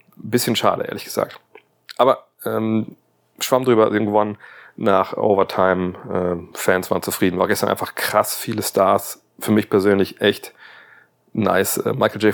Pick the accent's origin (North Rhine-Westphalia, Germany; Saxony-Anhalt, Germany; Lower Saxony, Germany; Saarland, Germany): Lower Saxony, Germany; Wolfsburg; Werker halt, nennen wir das bei uns in Wolfsburg